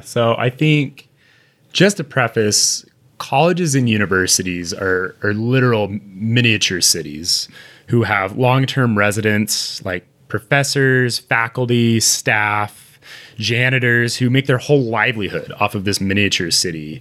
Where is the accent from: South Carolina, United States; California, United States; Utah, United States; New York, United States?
Utah, United States; We're both from Utah.